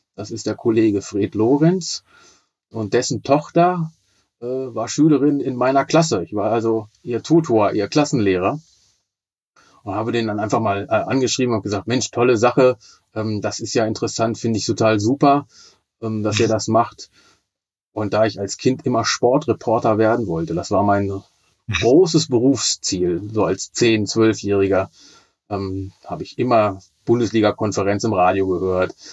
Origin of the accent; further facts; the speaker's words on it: Braunschweig, Lower Saxony, Germany; ich bin 49 Jahre alt und gebürtiger Braunschweiger.